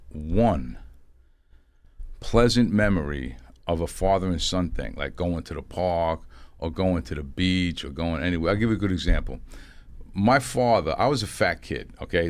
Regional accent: New York City, New York, United States; I grew up in the East Bronx in a project called Eden Wall Projects

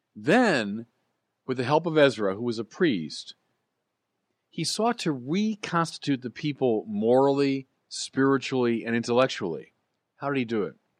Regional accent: United States; As Americans

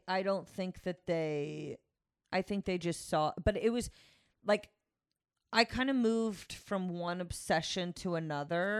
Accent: Connecticut, United States; I grew up in Connecticut

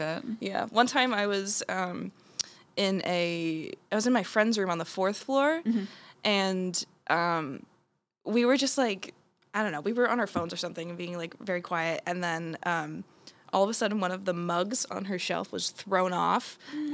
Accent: Blairstown, New Jersey, United States; I'm from uh, Blairstown, New Jersey.

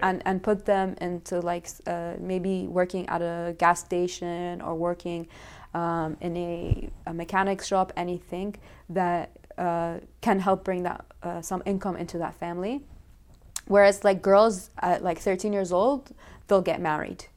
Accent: Ontario, Canada; moved away as an adult; also born or lived in Sudan; now in Lebanon; I'm from Ontario, but I was born in Sudan.

